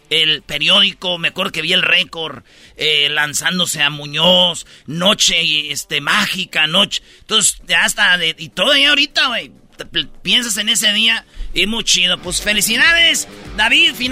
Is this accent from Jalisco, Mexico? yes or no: no; Jiquilpan, Michoacán, Mexico; Yo pensé que iba a haber uno en mi pueblo, Jiquilpan, Michoacán